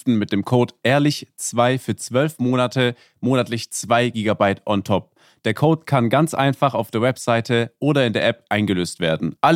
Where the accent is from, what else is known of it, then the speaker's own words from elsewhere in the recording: the East, East Germany, Germany; Ich, ich komme aus dem Osten.